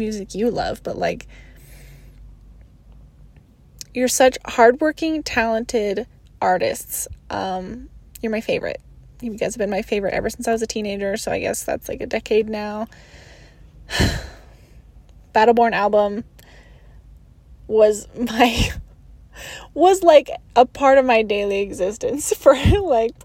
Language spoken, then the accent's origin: English; Reno, Nevada, United States; I'm from Reno, Nevada.